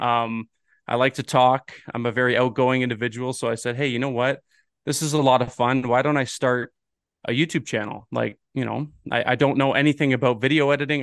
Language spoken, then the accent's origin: English; Ontario, Canada; moved away; I'm originally from Ontario